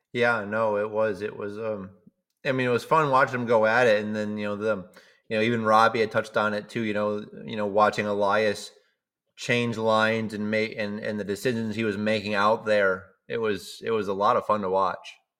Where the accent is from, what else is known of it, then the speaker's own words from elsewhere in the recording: Cheshire, Massachusetts, United States; moved away as an adult; now in Sweden; growing up in Cheshire, Mass